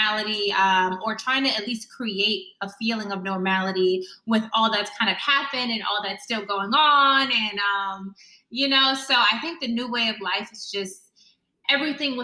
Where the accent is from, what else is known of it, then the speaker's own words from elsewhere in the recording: New York, United States; I'm from New York, got scouted, finished high school.